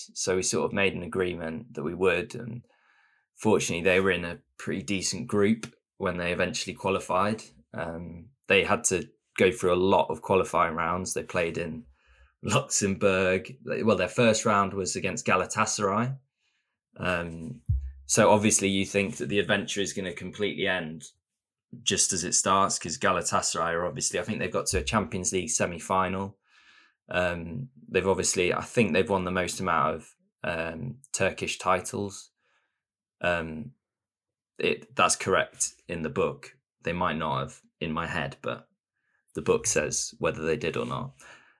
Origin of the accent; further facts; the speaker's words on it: England, United Kingdom; now in Östersund, Sweden; then you get a sort of reputation as the English people, or those two sort of strange, short English blokes.